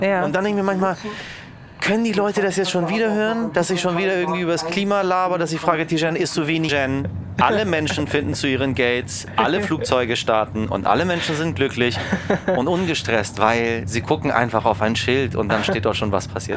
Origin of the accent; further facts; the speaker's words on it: Hamburg, Germany; also born or lived in Tehran, Iran; der kleine Junge, der aus Teheran gekommen ist und nach Eidelstedt gezogen ist. Ich bin Eidelstädter